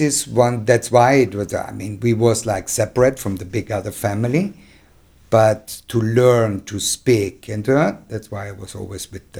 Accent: Trentino-Alto Adige, Italy; first language German; And the country and South Tyrol, it's very, I grow up in the nature, in the forest

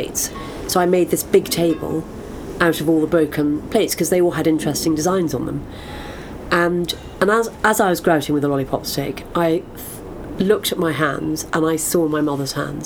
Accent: London, United Kingdom; Born in London, in Cadogan Square, and didn't move far

